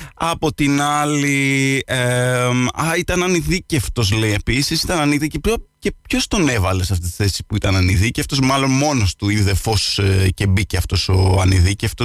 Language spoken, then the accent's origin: Greek; Lixouri, Kefalonia, Ionian Islands, Greece